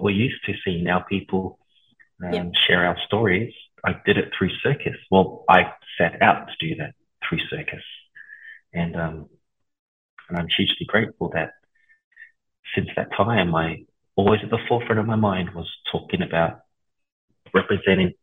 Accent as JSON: {"language": "English", "town": "Ipswich", "region": "Queensland", "country": "Australia", "tie": "born or raised there", "also_born_or_lived": "Lower Hutt, New Zealand / Porirua, New Zealand / Auckland, New Zealand / Samoa (ancestry)", "said": "we moved to a little town called Ipswich outside Brisbane, I was raised, and most of my schooling and my childhood was there"}